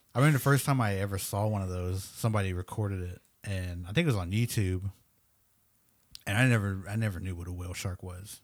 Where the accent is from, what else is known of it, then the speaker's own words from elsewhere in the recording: Oklahoma, United States; first language English; we're from Oklahoma.